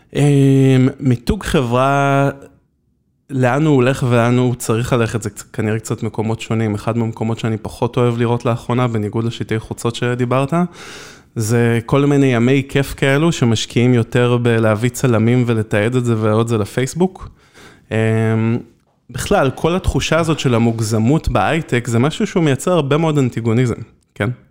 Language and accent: Hebrew; Israel